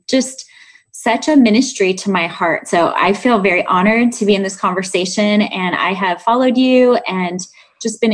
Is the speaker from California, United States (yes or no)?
no; Chicago, Illinois, United States; I grew up in Chicago in the south side of the city